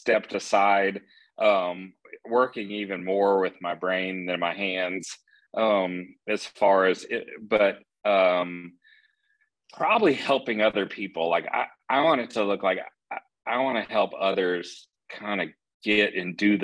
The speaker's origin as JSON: {"language": "English", "region": "Texas", "country": "United States", "tie": "born or raised there", "moved": "yes", "lives_now": "Atlanta, United States", "said": "growing up in Texas"}